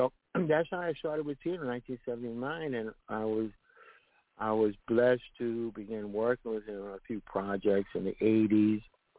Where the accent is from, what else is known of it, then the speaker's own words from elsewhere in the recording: New York, United States; now in Puerto Rico; I was from New York, so he was from New York.